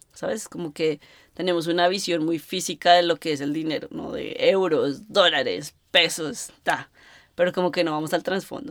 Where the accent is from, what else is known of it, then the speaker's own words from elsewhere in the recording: Colombia; moved away; yo creciendo en Colombia